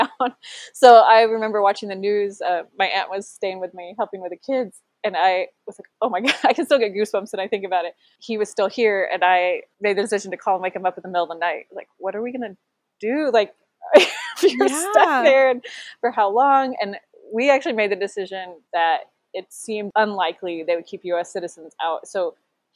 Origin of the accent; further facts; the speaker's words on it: Essex, Iowa, United States; moved away as an adult; now in Rheinbach, Germany; I'm originally from Essex, Iowa, and then now we are in Rheinbach, Germany